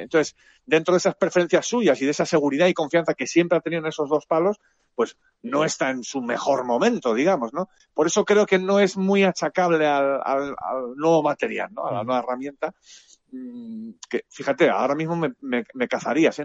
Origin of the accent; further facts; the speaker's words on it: Spain; somos unos periodistas españoles